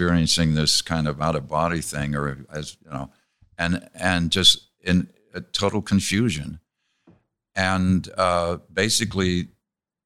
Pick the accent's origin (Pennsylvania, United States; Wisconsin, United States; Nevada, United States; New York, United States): Pennsylvania, United States; Pittsburgh; growing up in Pittsburgh in the summertime